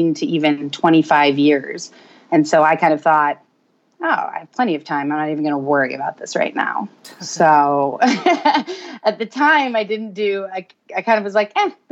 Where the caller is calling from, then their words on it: Roswell, Georgia, United States; also born or lived in Tucson, Arizona; I am calling from Roswell, Georgia